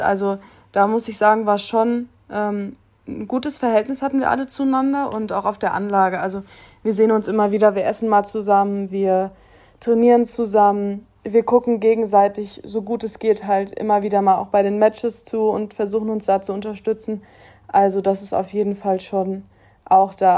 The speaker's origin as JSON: {"language": "German", "country": "Germany", "tie": "born or raised there", "said": "ich war ganz viele Jahre auf einer ganz normalen Schule bei uns in Using, auf einem Gymnasium und wollte eigentlich unbedingt da mein Abitur machen, weil ja, ich war schon immer"}